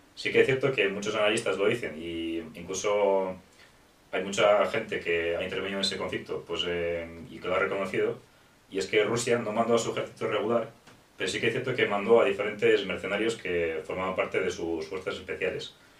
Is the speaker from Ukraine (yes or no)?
yes; Ukraine; now in Spain; soy ucraniano, pero resido en España desde, desde hace 15 años